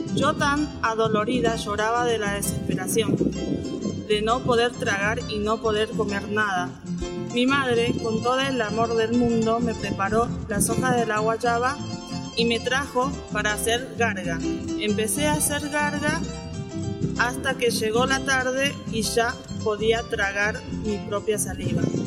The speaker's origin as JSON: {"language": "Spanish", "country": "Paraguay", "moved": "yes", "lives_now": "General San Martín, Argentina", "said": "yo soy de Paraguay, eh, vivo acá en Argentina, vivo en el barrio Lanzón de General San Martín"}